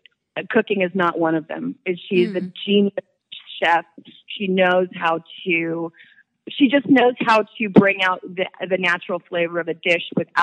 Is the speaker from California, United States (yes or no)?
yes; California, United States; Orange County, California, and oddly, I'm down here today.